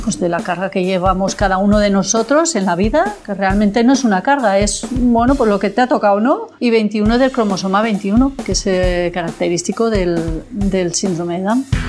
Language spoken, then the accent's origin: Spanish; Pamplona, Navarre, Spain; soy de Pamplona